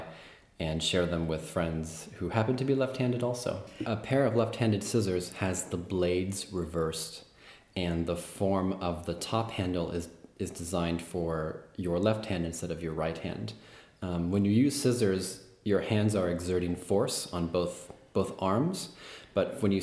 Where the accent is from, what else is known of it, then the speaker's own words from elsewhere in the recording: San Jose, California, United States; now in Berlin, Germany; I come from San Jose, California